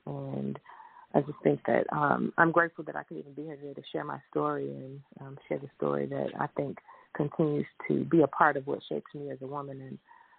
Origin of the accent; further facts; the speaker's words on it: Harvey, Illinois, United States; I grew up in Harvey, Illinois, just outside of Chicago